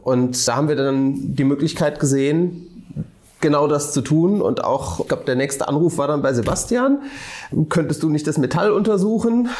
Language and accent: German; Rhine-Neckar, Germany; aus meiner Heimat, aus dem Rhein-Neckar-Raum